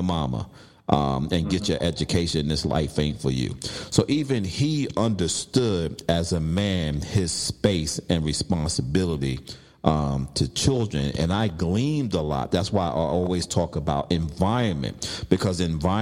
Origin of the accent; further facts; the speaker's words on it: New York City, New York, United States; I was growing up in Brooklyn